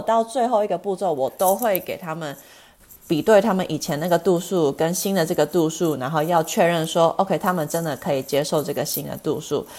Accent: Los Angeles, California, United States; moved away as an adult; also born or lived in Chicago; now in Arizona, United States; 我其实本身是加州人，我其实从小是在洛杉矶，啊，出生长大的

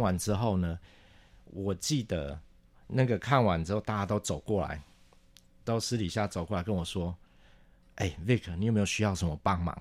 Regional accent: Taichung, Taiwan; 我是台中人

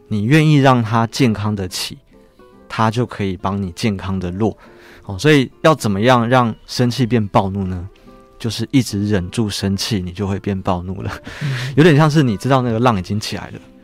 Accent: Taiwan; 对我们台湾人，特别是如果你人很好的

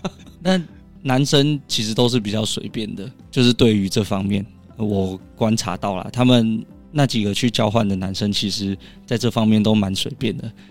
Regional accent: Taiwan; 我说我来自台湾

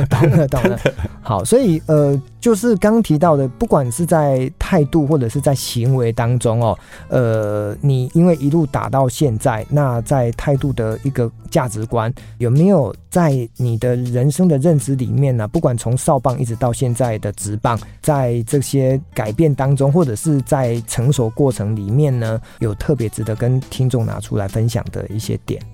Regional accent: Tainan, Taiwan; 我的故乡在台南啊，嗯。哦，都不好意思跟人家讲说，因为自己住台南

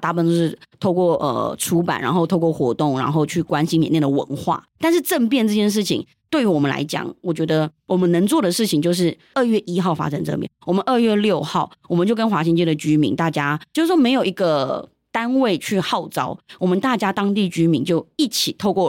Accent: Taiwan; first language Yunnanese; 我们来到台湾之后，我们在台湾长大。然后我觉得对于我来说，我也是一部分，我也是台湾人。就是我的人生大概三分之二都在台湾了。

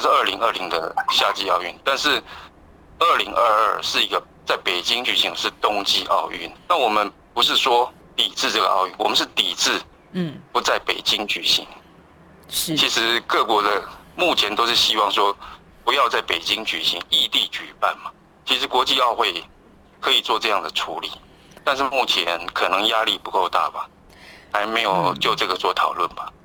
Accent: Taiwan; 我们台湾这边

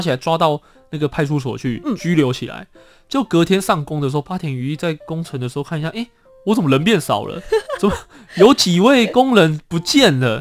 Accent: Taiwan; 这一位先生真的也是很照顾我们台湾人。

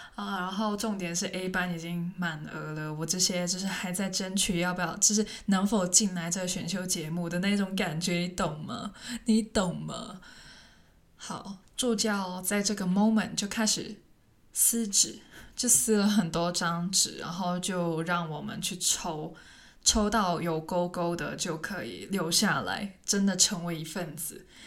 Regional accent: Hong Kong; first language Cantonese; Chinese is a second language; moved away as an adult; now in Taiwan; 听起来像一个台湾人，但是其实我是香港人，然后我，我的母语是广东话

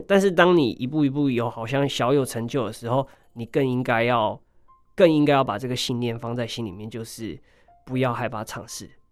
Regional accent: Hualien, Hualien County, Taiwan; 我是一名来自花莲的泰鲁格族

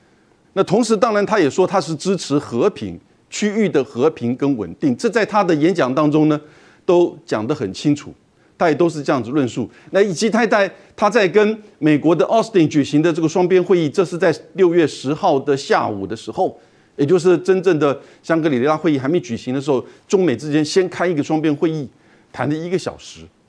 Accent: Taiwan; 这个立场当然我们台湾人听得比较刺耳。

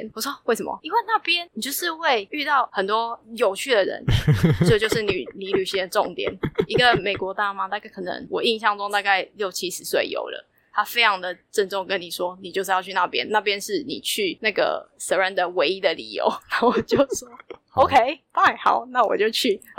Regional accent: Taiwan; 他说：“你是台湾人吗？”我说：“我是。”

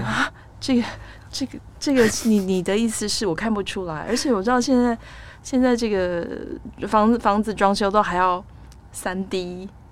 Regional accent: Taiwan; 像我们台湾人很喜欢取英文名字

